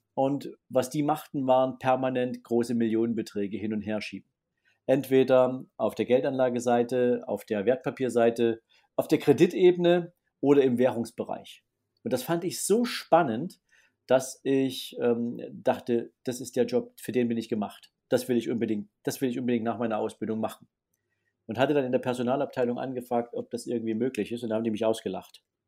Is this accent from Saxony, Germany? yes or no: yes; Dresden, Saxony, Germany; bin gebürtiger Sachse, gebürtiger Dresdner